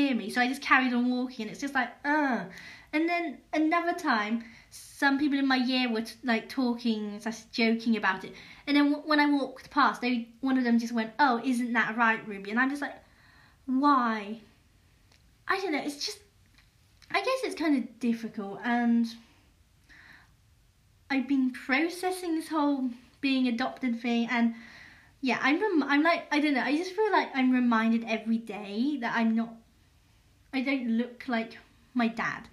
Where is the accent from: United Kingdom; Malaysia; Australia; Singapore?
United Kingdom; England; also born or lived in Yongzhou, Hunan, China; I'm British and I grew up in England and culturally I'm British